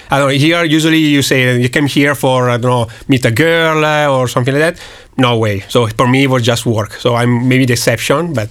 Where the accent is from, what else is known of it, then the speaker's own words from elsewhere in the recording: Milan, Lombardy, Italy; From Milan.